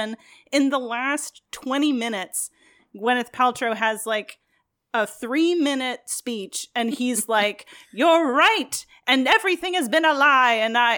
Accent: New York, United States; I'm from New York.

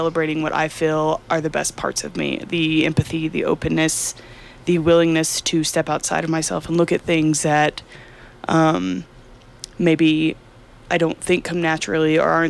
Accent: Deep East Texas, United States; I'm from Deep East Texas

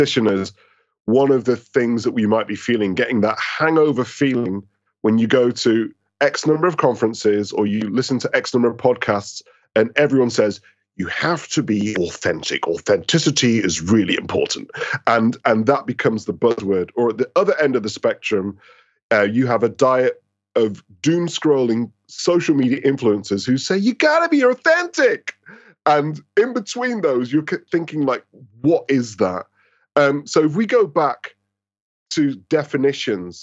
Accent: Manchester, North West England, United Kingdom; moved away as an adult; now in London, United Kingdom; I was born and raised in Manchester

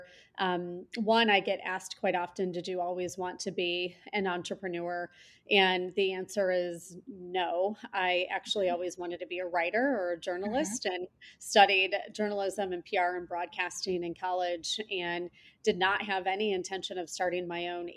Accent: Michigan, United States; moved away as an adult; now in Chicago, United States; I grew up around different places in Michigan.

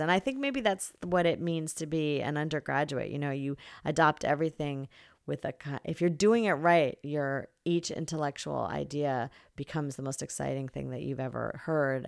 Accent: New Jersey, United States; moved away as an adult; now in California, United States; from New Jersey, where I grew up

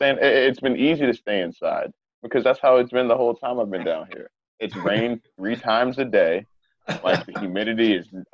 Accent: New York, United States; moved away; growing up in New York

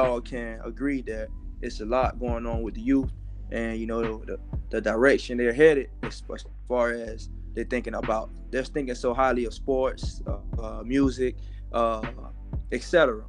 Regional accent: Miami, Florida, United States; I'm from Liberty City, Miami, Florida.

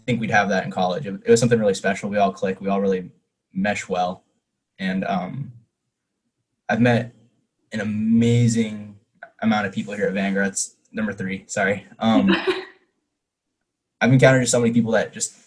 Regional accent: San Diego, California, United States; I'm from San Diego, California

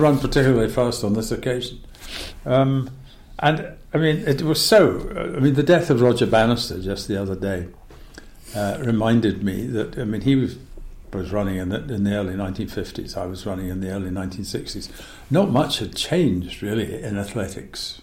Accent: Scotland, United Kingdom; also born or lived in United States; I came back to wet, dreary autumn Scotland

